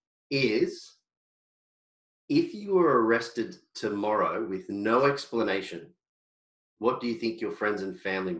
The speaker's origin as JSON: {"language": "English", "region": "Queensland", "country": "Australia", "said": "I'm from Queensland, and I speak like a bogan sometimes."}